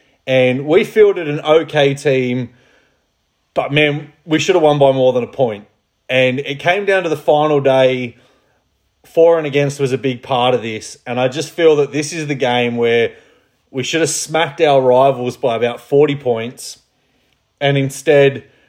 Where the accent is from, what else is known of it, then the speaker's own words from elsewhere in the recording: Australia; accent: Australian; also born or lived in United Kingdom; As a British man with an Australian accent